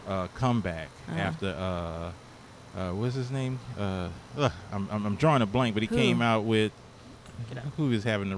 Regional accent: New Orleans, Louisiana, United States; I'm from New Orleans.

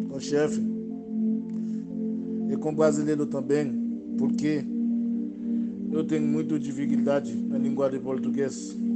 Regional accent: Haiti; Portuguese is a second language; moved away as an adult; also born or lived in São Paulo, Brazil; now in Santo Ângelo, Brazil; Eu sou do Haiti. Eu venho aqui Brasil no ano 2017. Quando eu venho, eu entrei lá Manaus primeiro dia. Depois saiu de Manaus

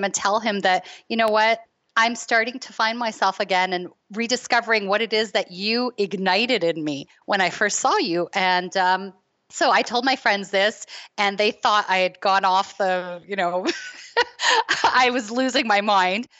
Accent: Toronto, Ontario, Canada; I'm from Toronto

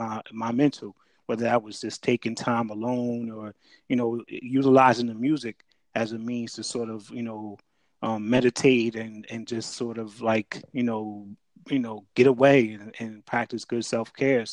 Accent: Jersey City, New Jersey, United States; also born or lived in Piscataway, New Jersey; I'm from Jersey. I grew up in Jersey City.

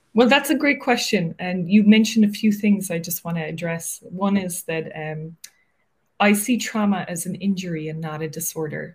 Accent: Cork, Munster, Ireland; moved away as an adult; also born or lived in Dublin, Ireland / Wicklow, Ireland; now in New York, United States; I grew up in Cork

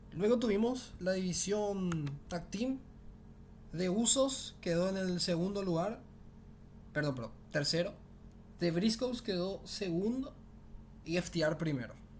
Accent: Paraguay; yo soy de Paraguay

